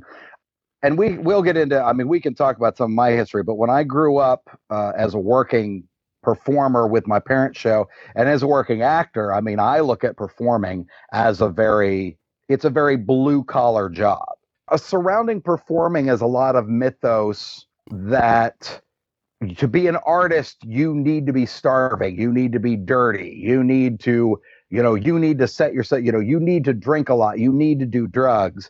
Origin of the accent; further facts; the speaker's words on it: Southern California, United States; we're from Southern California